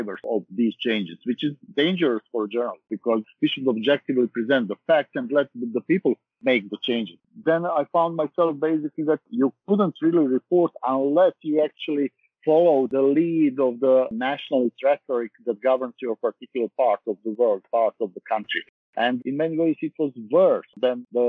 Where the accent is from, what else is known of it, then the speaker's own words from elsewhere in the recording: Sarajevo, Federation of Bosnia and Herzegovina, Bosnia & Herzegovina; moved away as an adult; now in London, United Kingdom; I'm from Sarajevo, Bosnia and Herzegovina.